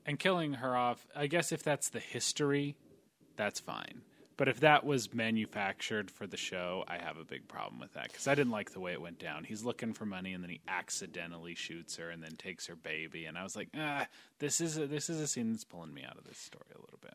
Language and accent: English; United States; accent: American; I have a thick American accent when I speak Polish.